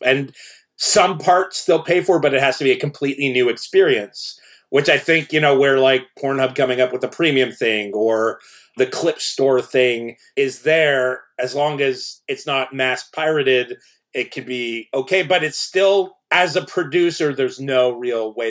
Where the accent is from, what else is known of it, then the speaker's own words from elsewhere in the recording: Canada; I grew up in Canada